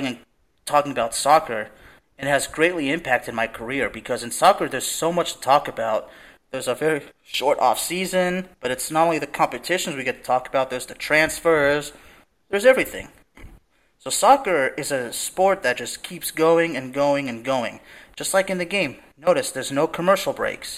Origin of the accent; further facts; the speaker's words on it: Lyon, Auvergne-Rhône-Alpes, France; moved away; I'm from Lyon